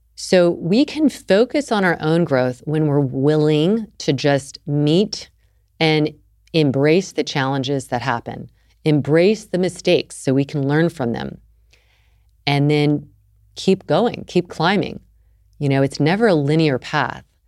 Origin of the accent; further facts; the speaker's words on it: the South, United States; I grew up in the South